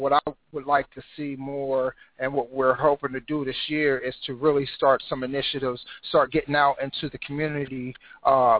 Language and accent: English; Cincinnati, Ohio, United States; Born and raised in Cincinnati, Ohio, and that's where I reside right now